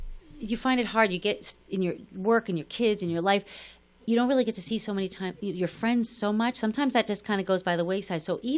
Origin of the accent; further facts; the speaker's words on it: New York, United States; So when I came here and I was from New York to here, I always thought I'd be back in New York.